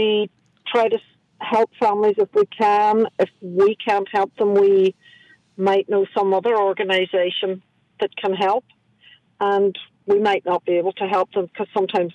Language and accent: English; Carndonagh, Ulster, Ireland; now in New Orleans, United States; I am from Donegal